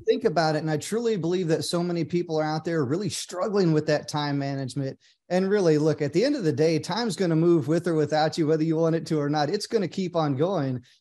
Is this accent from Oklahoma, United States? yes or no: yes; Oklahoma, United States; moved away; I grew up in a small town in Oklahoma